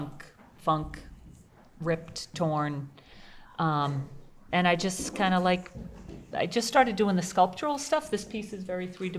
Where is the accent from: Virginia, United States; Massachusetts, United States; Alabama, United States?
Massachusetts, United States; Lincoln; moved away as an adult; also born or lived in Rocky Neck; now in Gloucester, United States; I grew up in Lincoln, about an hour from here.